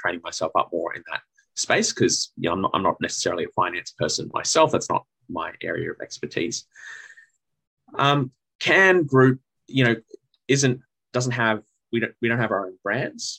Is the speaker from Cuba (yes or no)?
no; Sydney, New South Wales, Australia; moved away as an adult; now in Melbourne, Australia; I grew up in Sydney